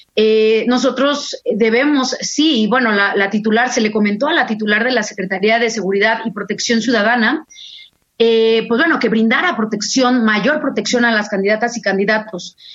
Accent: Mexico; como mexicana, eh, que amo a mi país

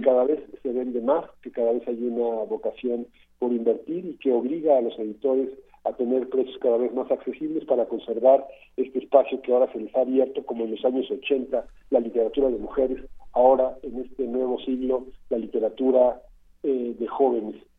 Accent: Mexico; como mexicanos

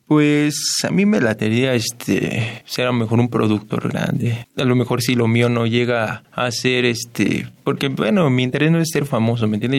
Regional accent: State of Mexico, Mexico; yo nací aquí en el Estado de México

